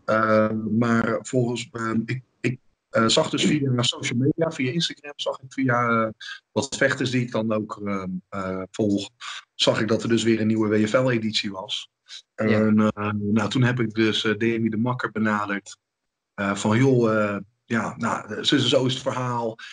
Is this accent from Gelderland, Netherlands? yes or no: yes; Ede, Gelderland, Netherlands; mijn ouders hebben toen een hele school in Ede gevonden. Eh, dat is, dat waar ik vandaan kom